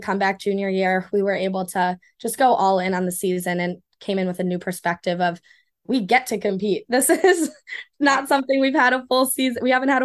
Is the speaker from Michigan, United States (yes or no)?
yes; Ann Arbor, Michigan, United States; I'm from Ann Arbor